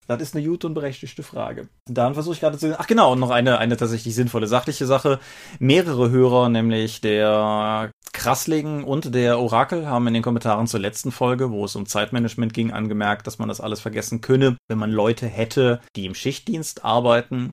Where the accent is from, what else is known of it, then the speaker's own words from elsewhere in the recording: Rhineland, Germany; accent: Rhineland; wir sind Rheinländer